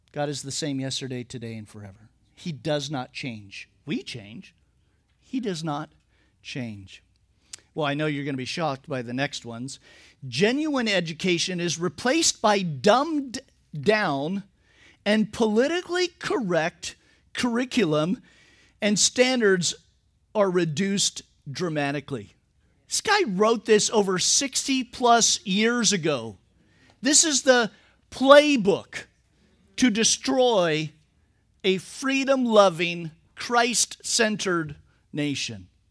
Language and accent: English; Napa Valley, California, United States; I'm from the Napa Valley